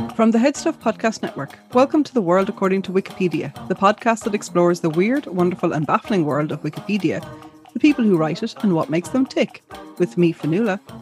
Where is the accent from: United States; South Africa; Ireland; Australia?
Ireland; I had Irish, you know, growing up, but we would never have spoken it much in the home